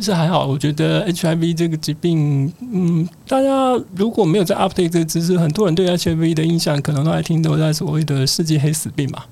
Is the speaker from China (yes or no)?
no; Taiwan; moved away as an adult; also born or lived in Mbabane, Eswatini; 我们台湾人